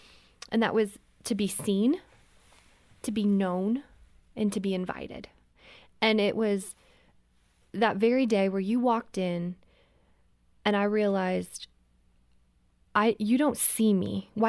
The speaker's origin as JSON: {"language": "English", "country": "Canada", "said": "We were visiting my family. I'm from Canada. We were there for Christmas."}